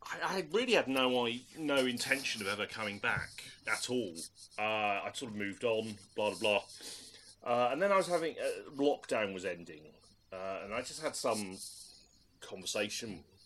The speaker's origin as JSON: {"language": "English", "town": "Norwich", "region": "East of England", "country": "United Kingdom", "tie": "born or raised there", "also_born_or_lived": "Leicester", "moved": "as an adult", "said": "When I was growing up in Norwich"}